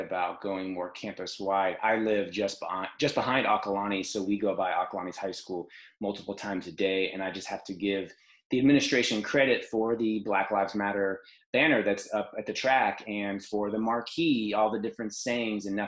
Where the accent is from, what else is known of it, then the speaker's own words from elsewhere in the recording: Martinez, California, United States; I grew up in Martinez. I went to Alhambra, very close to here.